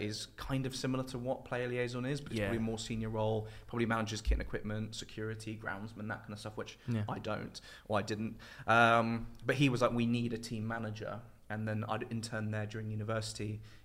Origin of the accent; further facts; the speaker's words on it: England, United Kingdom; moved away as an adult; also born or lived in Indianapolis, United States / Southampton; being a English person in football